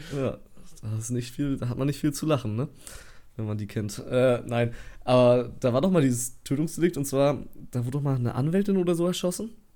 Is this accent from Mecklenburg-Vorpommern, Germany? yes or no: yes; Waren, Mecklenburg-Vorpommern, Germany; wir kommen aus Waren, Müritz